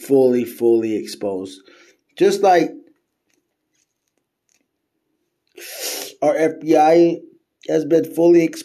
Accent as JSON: {"language": "English", "country": "United States", "said": "As an American"}